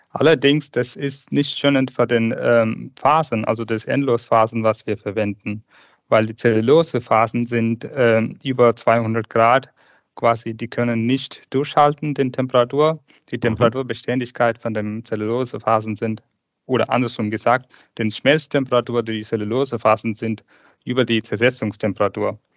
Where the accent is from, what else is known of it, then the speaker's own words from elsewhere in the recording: Tamil Nadu, India; German is a second language; Ich komme aus ursprünglich aus Indien, geboren in 1985 in dem Südindien, Tamil Nadu.